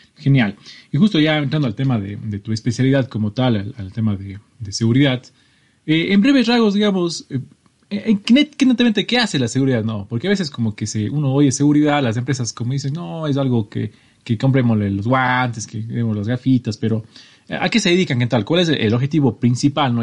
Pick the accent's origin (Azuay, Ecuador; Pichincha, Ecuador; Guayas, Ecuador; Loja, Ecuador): Azuay, Ecuador; Cuenca; los dos somos de Ecuador. Eh, María Careda es de una ciudad que se llama Sogues, está a unos treinta y pico kilómetros de mi ciudad que se llama Cuenca